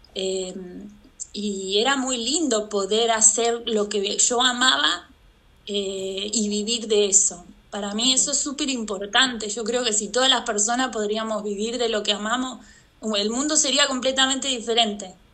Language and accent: Spanish; Santa Fe, Argentina; moved away as an adult; also born or lived in Ushuaia; yo nací en Santa Fe, en Argentina, que es el norte de Argentina